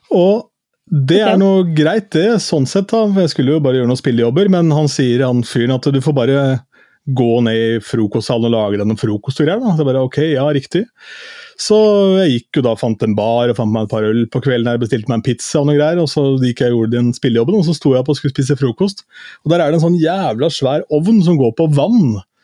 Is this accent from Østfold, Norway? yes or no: yes; Askim, Østfold, Norway; ungdomsklubben da jeg vokste opp i Askim